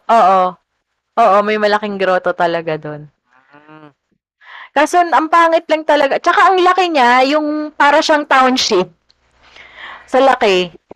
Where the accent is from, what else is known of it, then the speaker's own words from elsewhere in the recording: San Jose del Monte, Central Luzon, Philippines; kami taga Bulacan noon, San Jose del Monte